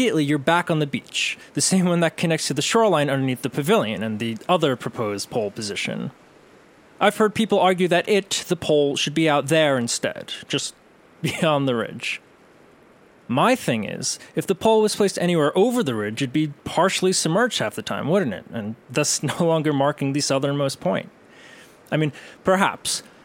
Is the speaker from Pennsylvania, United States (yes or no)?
no; New York City, New York, United States; my hometown, Tottenville, on Staten Island